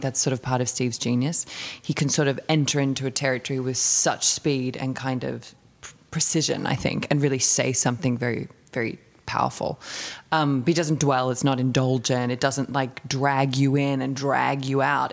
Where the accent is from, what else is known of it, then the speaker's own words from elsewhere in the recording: Melbourne, Victoria, Australia; also born or lived in Paris, France; I grew up in Melbourne in the really, really super glorious southeastern suburbs of Melbourne